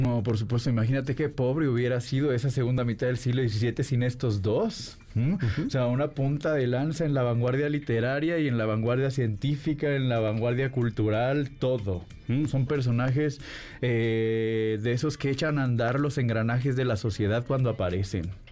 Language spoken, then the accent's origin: Spanish; Mexico; nos sentimos orgullosos como mexicanos